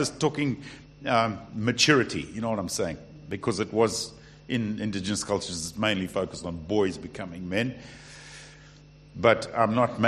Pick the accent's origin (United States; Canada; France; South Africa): South Africa; now in United Kingdom; I am South African